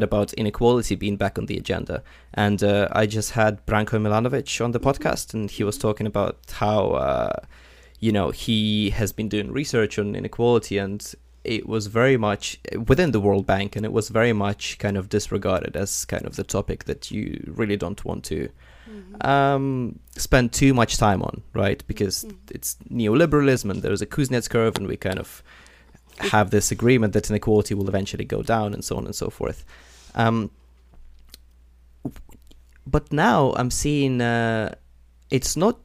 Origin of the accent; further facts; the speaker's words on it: Ukraine; moved away; I come from Ukraine originally